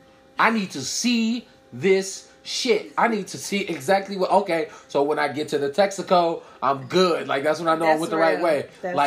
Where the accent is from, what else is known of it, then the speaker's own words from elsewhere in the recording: Chicago, Illinois, United States; I'm from Chicago.